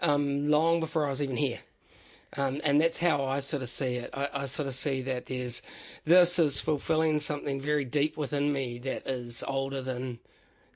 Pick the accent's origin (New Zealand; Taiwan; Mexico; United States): New Zealand; also born or lived in Pahiatua / Waimana / Kohukohu / Broadwood; I was raised in small town New Zealand